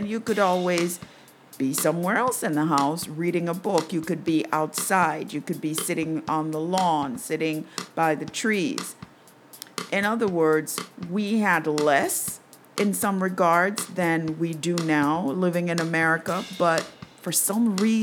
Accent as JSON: {"language": "English", "country": "Jamaica", "tie": "born or raised there", "said": "growing up in Jamaica in the 60s, 70s"}